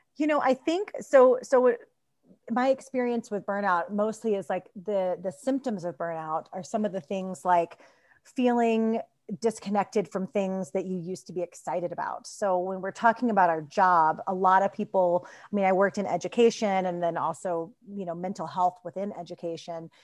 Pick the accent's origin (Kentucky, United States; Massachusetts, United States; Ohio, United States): Kentucky, United States; moved away as an adult; also born or lived in Boulder, Colorado / Denver, Colorado; now in Golden, United States; I grew up in Kentucky